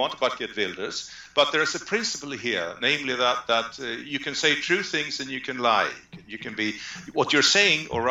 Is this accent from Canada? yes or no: no; Sweden; we are Swedes